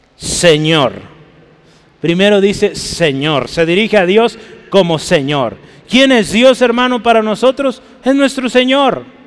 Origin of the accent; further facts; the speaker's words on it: Guadalajara, Jalisco, Mexico; usted y yo somos mexicanos, amén. Somos tapatíos, somos pues de Jalisco